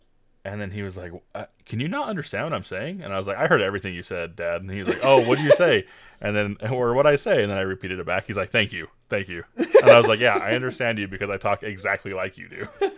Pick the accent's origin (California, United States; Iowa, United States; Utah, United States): Utah, United States; accent: Utah; But with my Utah accent, I just sound like a mumbling idiot.